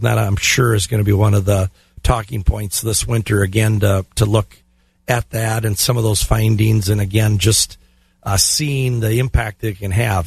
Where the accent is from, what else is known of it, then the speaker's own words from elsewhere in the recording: Glenwood City, Wisconsin, United States; Glenwood City, my hometown.